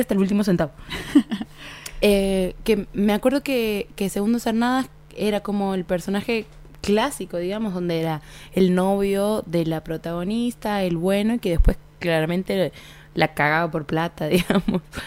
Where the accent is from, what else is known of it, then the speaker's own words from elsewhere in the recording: Argentina; nosotros como argentinos